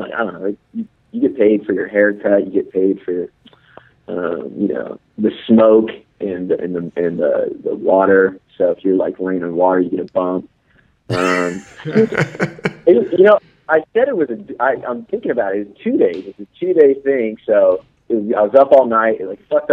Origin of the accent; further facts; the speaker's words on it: Central Kansas, United States; moved away; I'm actually from Central Kansas